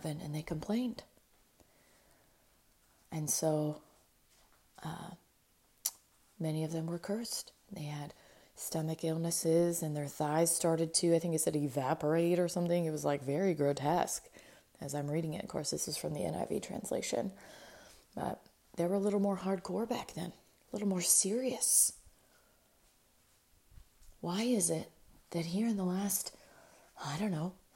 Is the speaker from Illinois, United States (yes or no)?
no; Spanaway, Washington, United States; most of my classmates growing up in Spanaway, Washington, we called it Spanahood.